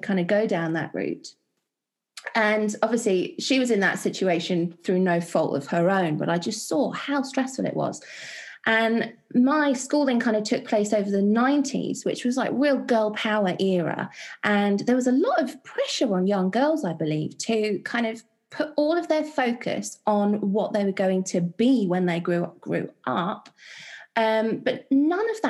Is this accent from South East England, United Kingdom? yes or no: no; London, United Kingdom; I was born and raised in West London with a family of non-believers